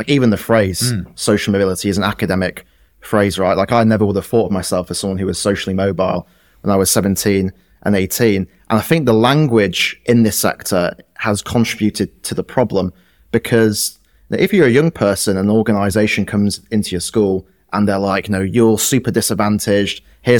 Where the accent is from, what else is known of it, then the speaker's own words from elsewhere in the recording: Yorkshire and the Humber, United Kingdom; someone like me growing up in West Yorkshire would have worked in a cotton mill or maybe gone down the pit in Sheffield.